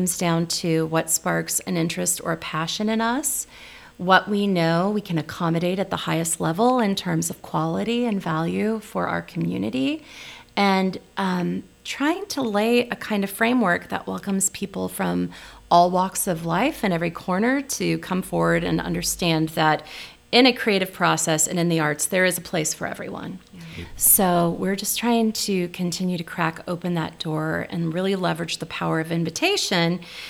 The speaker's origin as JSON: {"language": "English", "region": "the Ozarks", "country": "United States", "tie": "born there", "lives_now": "Nebraska, United States", "said": "she's Swedish, and I was born in the Ozarks, and you know, we're just weird."}